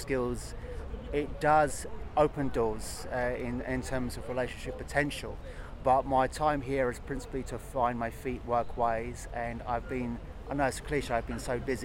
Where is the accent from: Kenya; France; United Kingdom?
United Kingdom; England; I'm from England